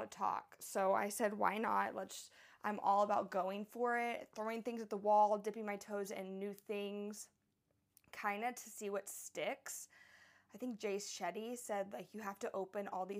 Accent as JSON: {"language": "English", "town": "Houston", "region": "Texas", "country": "United States", "tie": "born or raised there", "also_born_or_lived": "Florida / Tucson, Arizona / San Diego, California", "moved": "as an adult", "lives_now": "Oahu, Hawaii, United States", "said": "I was raised in Houston, Texas"}